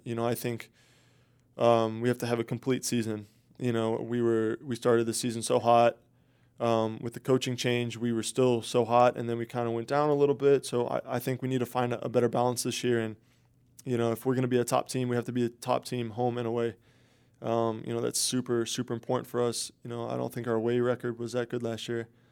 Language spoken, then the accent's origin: English; Tampa, Florida, United States; be in my hometown.